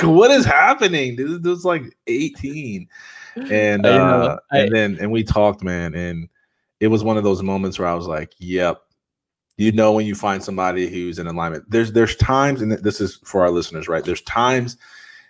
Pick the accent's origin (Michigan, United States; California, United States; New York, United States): Michigan, United States; Jackson; I'm from Jackson, Michigan. Nobody knows where that's at. It's an hour and a half from Detroit.